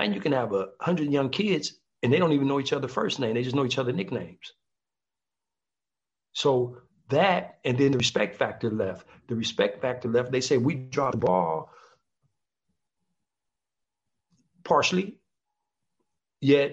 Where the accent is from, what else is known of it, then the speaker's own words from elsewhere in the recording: Compton, California, United States; We're the guys from Compton